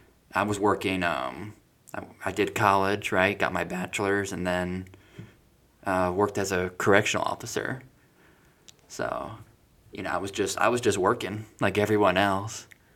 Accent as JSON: {"language": "English", "region": "Hawaii", "country": "United States", "tie": "born or raised there", "also_born_or_lived": "Florida", "said": "So I was born in Florida, and then Jordan was actually born in Chicago. So we were born in different cities, a few years apart. And then eventually, after my mom finished law school in Chicago, she moved us to Hawaii, and we stayed there a good 8 years."}